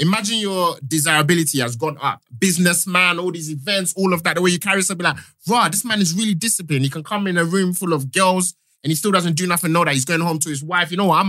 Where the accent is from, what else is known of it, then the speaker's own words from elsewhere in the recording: London, United Kingdom; Because I grew up in East London, innit?